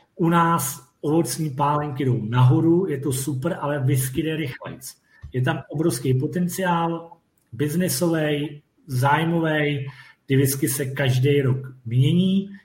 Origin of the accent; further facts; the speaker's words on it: Czechia; jsme Češi